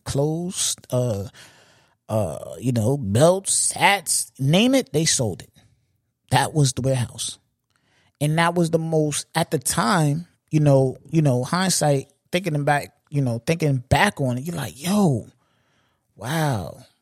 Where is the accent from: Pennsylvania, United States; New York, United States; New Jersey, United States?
New York, United States; being a New Yorker